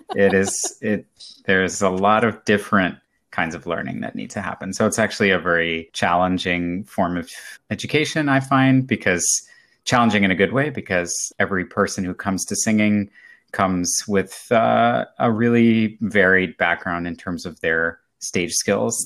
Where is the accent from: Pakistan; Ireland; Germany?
Germany; moved away; I grew up in Germany, um, as a child of an American parent and a, and a German-speaking parent.